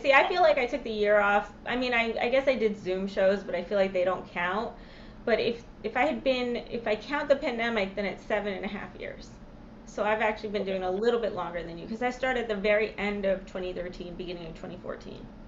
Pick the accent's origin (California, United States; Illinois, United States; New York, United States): New York, United States; when I lived when I growing up in New York